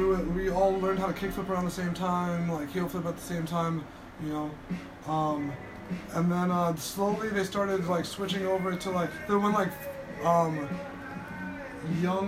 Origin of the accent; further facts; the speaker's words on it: Teaneck, New Jersey, United States; moved away; also born or lived in Hackensack, New Jersey / Tampa, Florida; I grew up in New Jersey